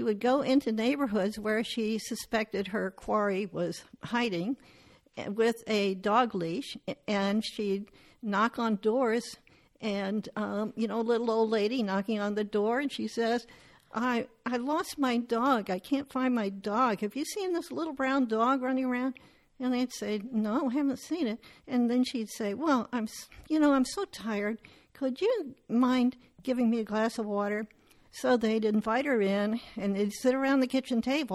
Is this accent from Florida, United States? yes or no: yes; Miami, Florida, United States; I was born in Miami, and surprisingly, my grandparents came over from Sweden